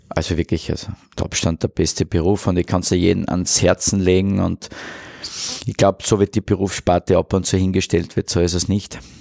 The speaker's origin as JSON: {"language": "German", "town": "Mureck", "region": "Styria", "country": "Austria", "moved": "yes", "lives_now": "Vienna, Austria", "said": "Also ich bin Steirer aus Murek"}